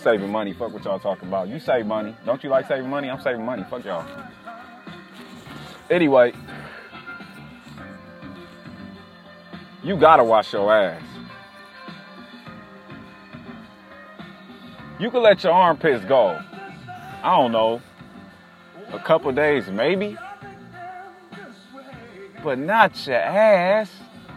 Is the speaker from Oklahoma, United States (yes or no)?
no; California, United States; now in Durham, United States; I'm from California